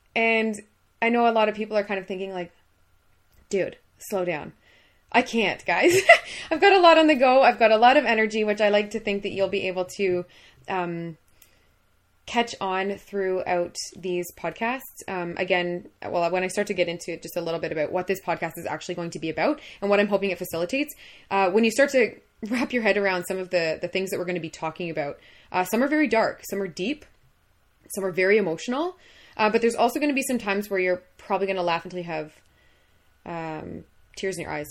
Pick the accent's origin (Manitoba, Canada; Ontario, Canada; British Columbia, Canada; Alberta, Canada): Ontario, Canada; Minden; born and raised in Minden